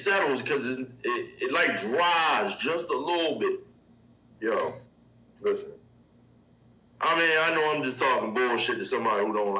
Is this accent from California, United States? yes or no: no; Baltimore, Maryland, United States; I'm from Baltimore, yo.